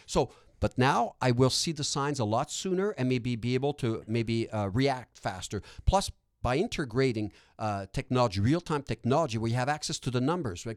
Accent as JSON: {"language": "English", "region": "Quebec", "country": "Canada", "accent": "Quebec", "first_language": "French", "second_language": "English", "said": "I'm francophone. That's not an fake Quebec accent, by the way. Uh, my accent is, is genuinely from Quebec"}